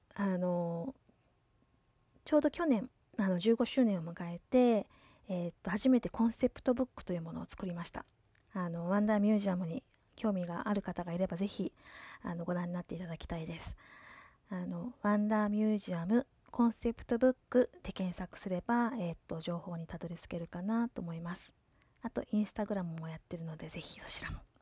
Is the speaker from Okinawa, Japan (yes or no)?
yes; Yomitan, Okinawa, Japan; ちなみに私はあのー、もともとここ読谷村の出身です